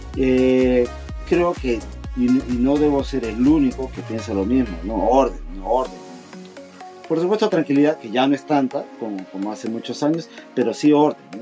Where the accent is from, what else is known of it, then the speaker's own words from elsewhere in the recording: Peru; accent: Peruvian; moved away as an adult; also born or lived in Lima; now in Japan; Soy peruano, como, como ustedes podrán colegir de, mi acento, ¿no? Soy peruano, vivo acá en Japón 20 años.